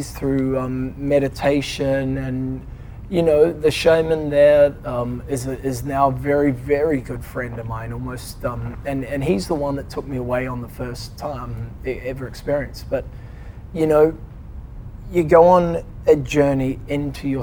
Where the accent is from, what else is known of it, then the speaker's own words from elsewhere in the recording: New Zealand; moved away; also born or lived in London; I'm a Kiwi.